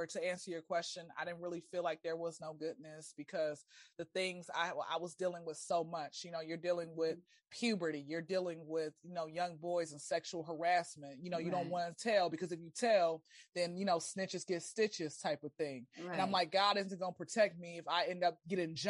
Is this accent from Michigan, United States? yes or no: no; Atlanta, Georgia, United States; I'm born and raised in Atlanta